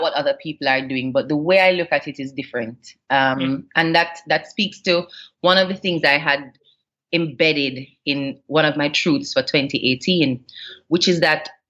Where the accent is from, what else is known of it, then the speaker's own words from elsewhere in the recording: Jamaica; already having an international public profile kind of compounds what I would have been exposed to as a Jamaican personality